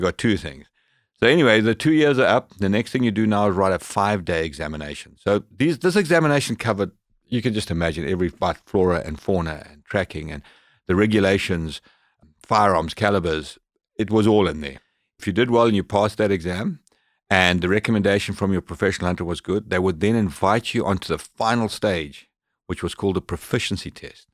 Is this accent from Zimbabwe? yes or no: yes; Zimbabwe; moved away as an adult; also born or lived in Zambia; now in British Columbia, Canada; I grew up in Africa, born in, in northern Rhodesia, which has changed its name to Zambia